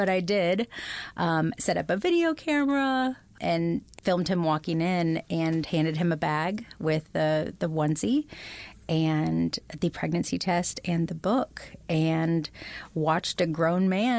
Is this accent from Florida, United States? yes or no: yes; Florida, United States; So I was raised in Central Florida, high Baptist, just Christian, sometimes non-denominational.